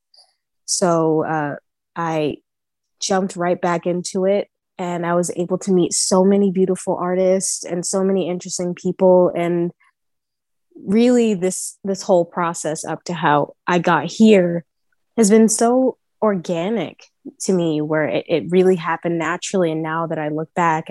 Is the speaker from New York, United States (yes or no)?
yes; New York, United States; I was born and raised in Harlem in New York